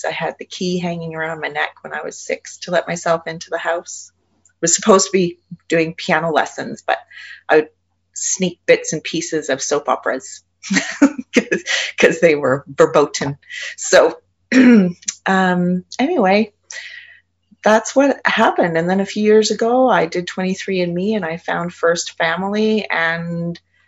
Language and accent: English; Canada; I'm Canadian